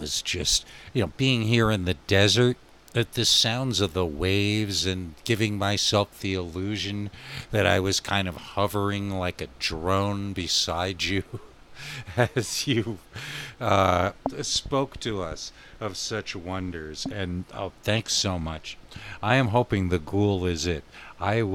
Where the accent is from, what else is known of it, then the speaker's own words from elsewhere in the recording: the Catskills, New York, United States; moved away as an adult; also born or lived in Santa Fe, New Mexico; now in Albuquerque, United States; growing up in the Catskills